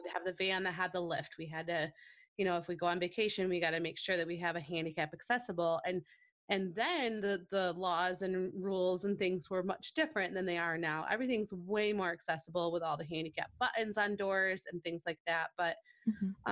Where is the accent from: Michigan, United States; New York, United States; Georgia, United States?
Michigan, United States; Grand Rapids; I'm born and raised in Grand Rapids